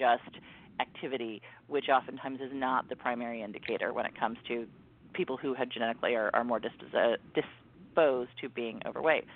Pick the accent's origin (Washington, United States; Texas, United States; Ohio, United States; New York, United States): Ohio, United States; Mansfield; moved away; I go home to my hometown of Mansfield, Ohio